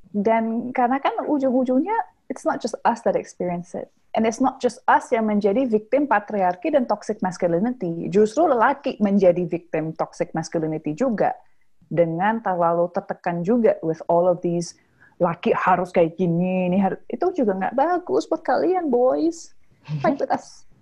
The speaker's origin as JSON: {"language": "Indonesian", "region": "South Sulawesi", "country": "Indonesia", "said": "Oh, saya Bugis. In, in budaya Bugis aja kan ada lima gender gitu."}